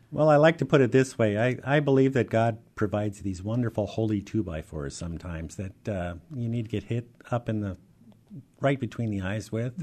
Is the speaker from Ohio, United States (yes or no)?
no; Seattle, Washington, United States; also born or lived in Ellensburg, Washington / Highline School District, Washington; I grew up in the Rainier Valley